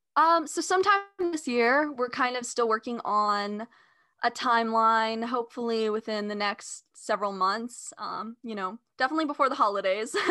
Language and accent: English; California, United States; I grew up in California